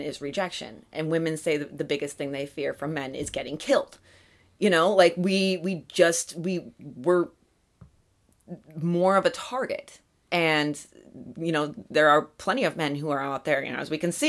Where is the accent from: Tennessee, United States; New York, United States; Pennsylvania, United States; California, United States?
Pennsylvania, United States; near Allegheny National Forest; moved away; my hometown is basically in the woods. It's surrounded by a national forest